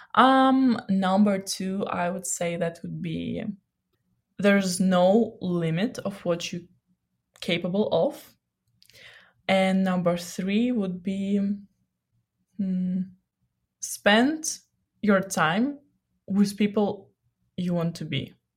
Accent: Odesa, Odesa Oblast, Ukraine; moved away; I'm from Odessa and I just miss Black Sea

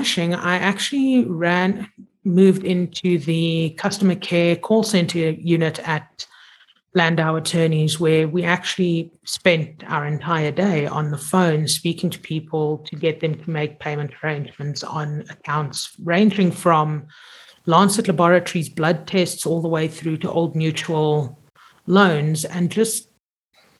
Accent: Zimbabwe; I grew up in Zim and I grew up in boarding school

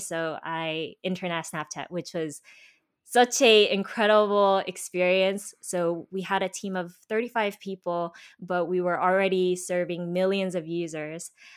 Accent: United States; also born or lived in Korea; I was born in Korea and I was actually raised by my grandparents who moved to America

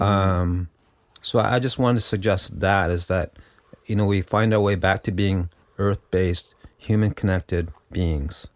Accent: Six Nations of the Grand River Territory, Ontario, Canada; my home community under the colonization rule is Six Nations Underground River Territory

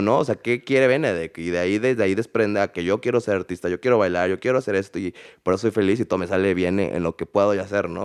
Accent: Mexico; also born or lived in Canada; viví fuera de México, viví en, Canadá casi tres años

